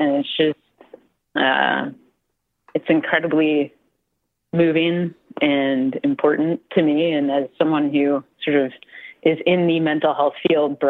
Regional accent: Midwest, United States; moved away; I am originally from the Midwest, so it's deep in my genes

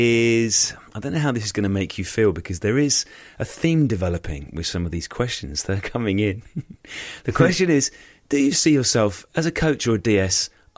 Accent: Thaxted, East of England, United Kingdom; North Essex, which are the sort of roads where I grew up on Thaxted.

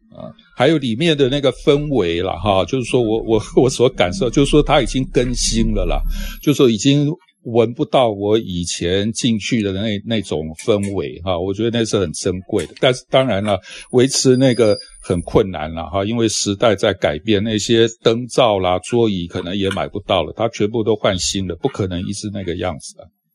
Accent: Taiwan; 我们这些在台湾出生的人

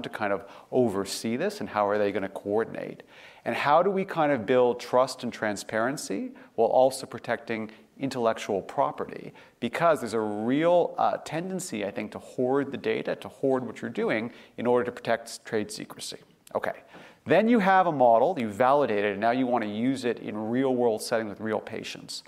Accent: Canada; moved away; I grew up in Canada.

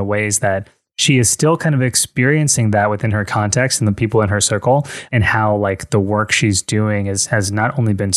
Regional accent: United States; moved away as an adult; also born or lived in Miami, Fort Lauderdale area; now in Fort Lauderdale, United States; I'm like from New York, I'm from New Jersey

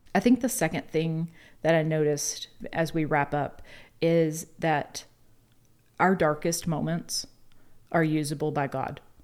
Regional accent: the South, United States; we're from the South

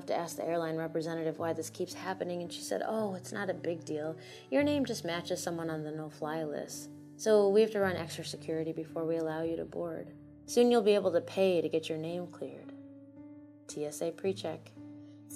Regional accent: United States; also born or lived in Iowa City, Iowa; On one side of my hyphen, I am American. By birthright, by schooling and soccer games, by barbecues and birthday parties, by public library card, by voter card, I am brown-eyed Americana, first generation

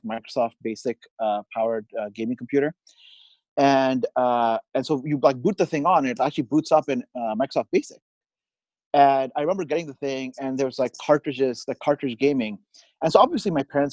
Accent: Bahrain; moved away as an adult; also born or lived in India / Austin, Texas / Bay Area, California; now in Sunnyvale, United States; I was born in India. I actually grew up, I did all through high school in the Middle East, a tiny country called, island country called Bahrain.

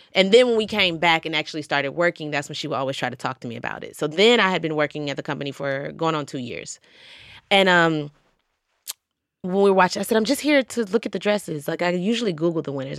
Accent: Georgia, United States; now in New York, United States; I'm from Georgia

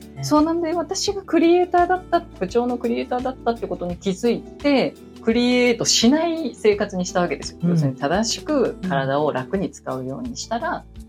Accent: Tokyo, Japan; 都会で育ってしまったので、東京で育ってしまったので、うん、田舎はないんですよね

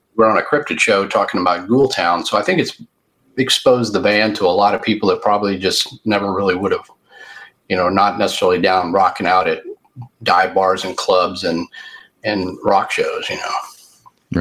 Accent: Fort Worth, Texas, United States; I was born in Fort Worth, Texas, and I've lived in the Dallas Fort Worth, Texas area all my life

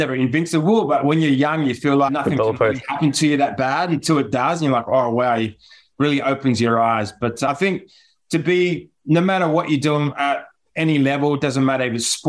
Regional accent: Penrith, New South Wales, Australia; I'm from Penrith

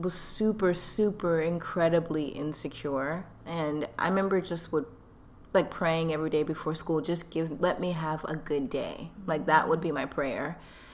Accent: Atlanta, Georgia, United States; accent: Southern; also born or lived in Mukilteo, Washington / Nigeria (ancestry); now in Washington, United States; My family's originally from Nigeria, but I was born in Atlanta, Georgia, so I'm first generation Nigerian American

